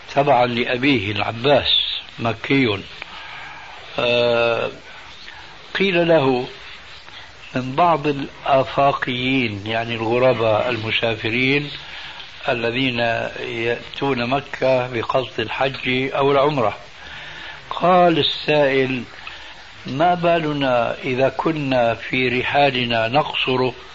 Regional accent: Damascus, Damascus Governorate, Syria; moved away; أنا من سكان دمشق وعشت هناك سنين طويلة لأنني هاجرت من بلدي مع والدي رحمه الله وسني في التاسعة

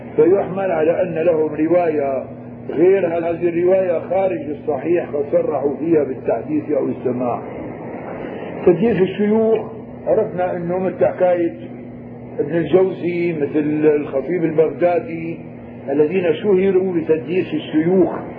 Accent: Syria; نحن عندنا بالشام هون

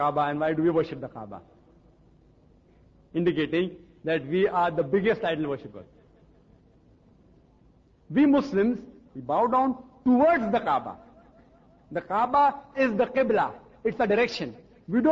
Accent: India; I, as an Indian who don't know French or German

